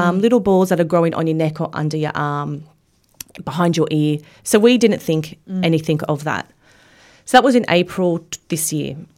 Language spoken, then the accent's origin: English; Australia; living in Australia and growing up in Australia